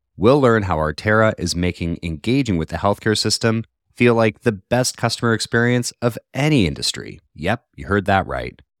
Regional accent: Colorado, United States; I'm from Colorado originally

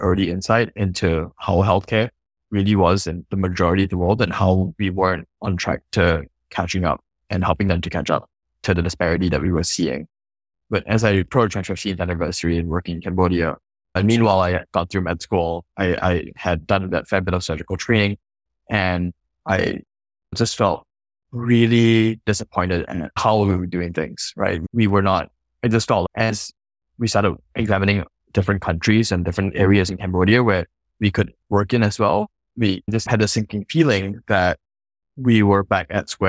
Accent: Singapore; born or raised there

